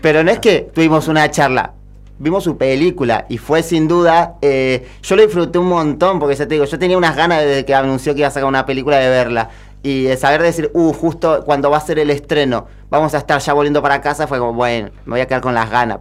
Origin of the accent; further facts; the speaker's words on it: Avellaneda, Buenos Aires Province, Argentina; Yo soy de Avellaneda, Córdoba ahora